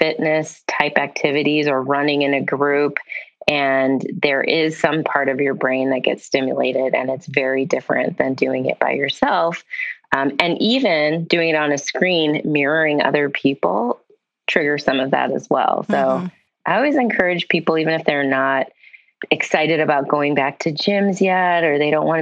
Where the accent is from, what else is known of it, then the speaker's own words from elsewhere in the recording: Midwest, United States; I'm from the Midwest